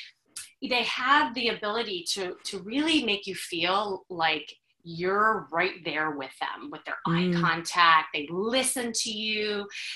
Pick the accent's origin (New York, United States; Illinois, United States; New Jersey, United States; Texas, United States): Illinois, United States; Chicago; I'm from Chicago